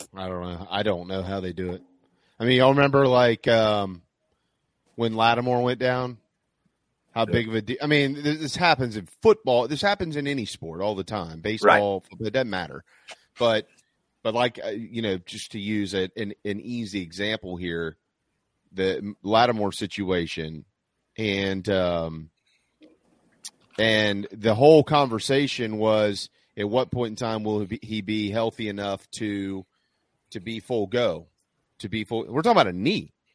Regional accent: South Carolina, United States; South Carolina is beautiful because it's my home state

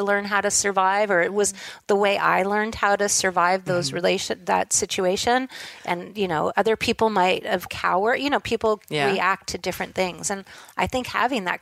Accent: Los Angeles, California, United States; also born or lived in Hollywood; I grew up in Southern California in, you know, Studio City, and my grandparents had a place in Hollywood

